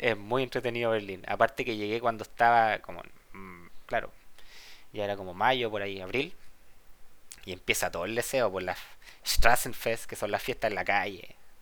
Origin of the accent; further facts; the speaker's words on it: Santiago, Santiago Metropolitan, Chile; moved away as an adult; also born or lived in Valparaíso, Chile; now in Germany; Yo nací en Santiago, eh, tengo 32 años. Después nos mudamos a Valparaíso un tiempo, cuando yo era chico